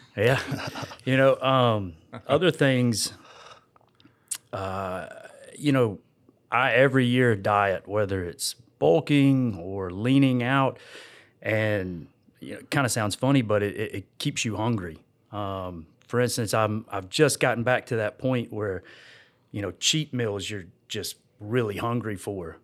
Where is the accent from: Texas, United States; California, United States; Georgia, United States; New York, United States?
Georgia, United States; I grew up out here in this area, in Georgia.